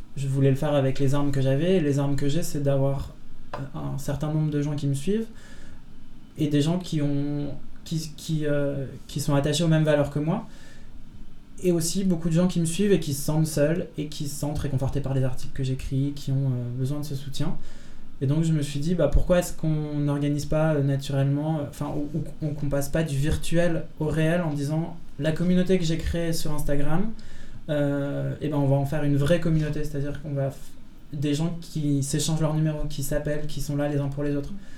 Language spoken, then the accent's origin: French; Lille, Hauts-de-France, France; moved away; also born or lived in Belgium; je viens de Lille à la base